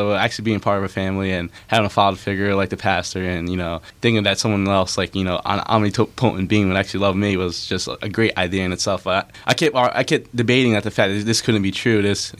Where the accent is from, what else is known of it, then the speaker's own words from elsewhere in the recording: Lakewood, New Jersey, United States; Well, I'm from Lakewood in Central Jersey.